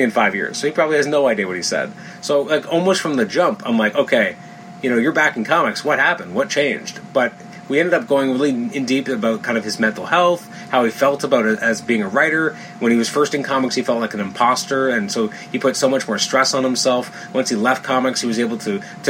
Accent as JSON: {"language": "English", "town": "Toronto", "region": "Ontario", "country": "Canada", "said": "I'm from Toronto"}